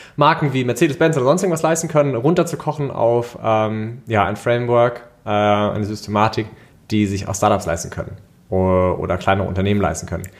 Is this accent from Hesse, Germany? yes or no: yes; Wiesbaden, Hesse, Germany; ich komme aus Wiesbaden, äh, Freelancer im Bereich UI, UX und Brand